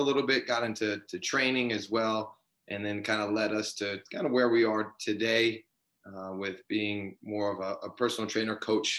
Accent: Strongsville, Ohio, United States; he got traded to Cleveland, and then that's where I was born and raised. I grew up in Strongsville. I went to Strongsville High School

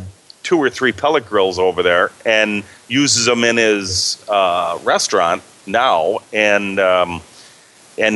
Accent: Illinois, United States; accent: Midwestern; now in Wisconsin, United States; I was born in Illinois, but I'm right over the state line. I'm in Wisconsin.

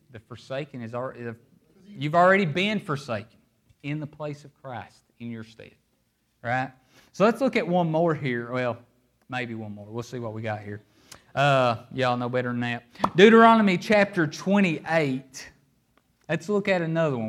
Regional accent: Appalachia, United States; I'm from Appalachia.

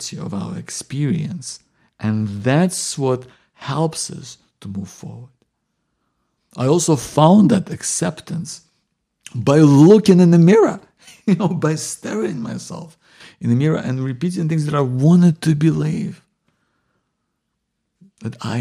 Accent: Ukraine; moved away; I'm originally from Ukraine

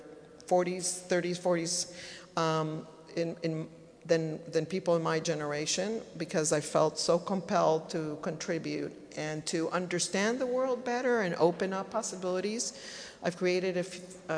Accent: El Salvador; moved away as an adult; also born or lived in East Coast, United States; now in Los Angeles, United States; I am from El Salvador.

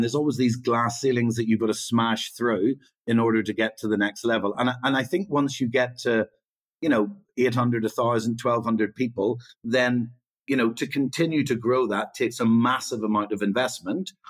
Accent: Northern Ireland, United Kingdom; I sort of grew up during the Troubles

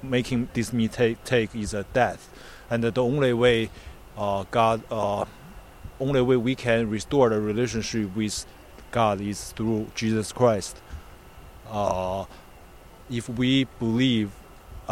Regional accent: Northeast China, China; moved away as an adult; now in United States; I'm from the northeast of China

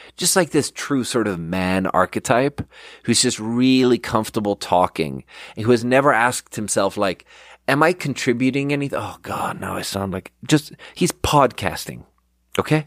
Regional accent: Sweden; English is a second language; now in United States; I'm from Sweden and I'm out here Googling in Swedish.

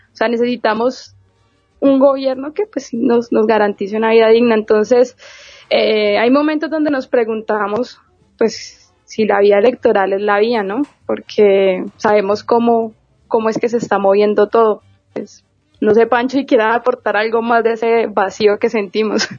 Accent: Colombia; nosotros desde acá, desde Colombia

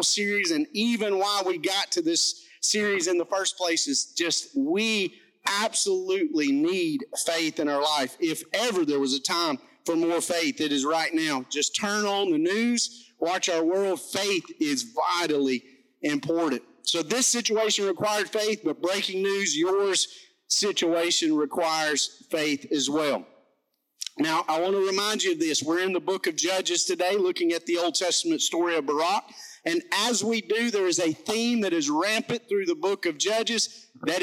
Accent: McCall, Alabama, United States; I'm from McCall, Alabama. My mouth doesn't work like

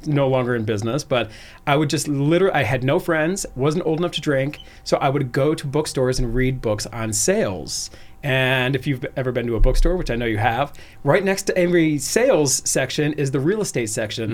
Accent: Cleveland, Ohio, United States; moved away as an adult; also born or lived in Arizona; I was born and raised in Cleveland

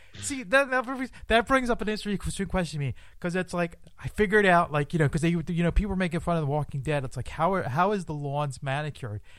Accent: Philadelphia, Pennsylvania, United States; I'm from Philadelphia, Pennsylvania

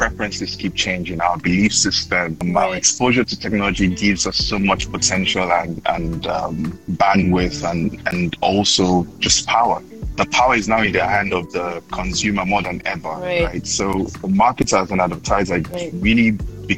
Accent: Nigeria; now in Accra, Ghana; I'm from Nigeria, and I'm joining from Accra, Ghana today

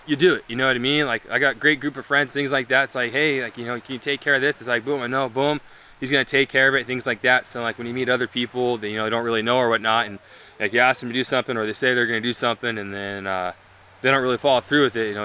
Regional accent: California, United States; born and raised in California. I live in Huntington Beach

